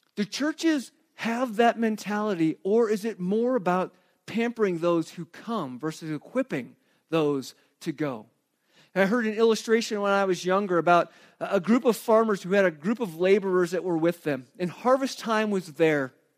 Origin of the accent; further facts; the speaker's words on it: Arizona, United States; also born or lived in Flagstaff, Arizona; I grew up in Arizona